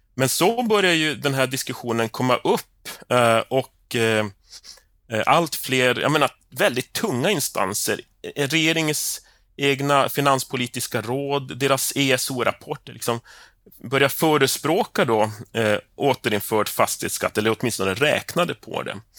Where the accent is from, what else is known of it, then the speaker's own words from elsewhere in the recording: Piteå, Norrbotten County, Sweden; also born or lived in north of Stockholm; now in Stockholm, Sweden; i Piteå, där jag kommer ifrån